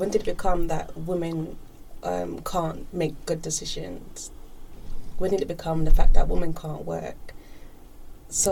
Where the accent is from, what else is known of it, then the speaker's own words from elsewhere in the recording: Jamaica; how I grew up, I'm Jamaican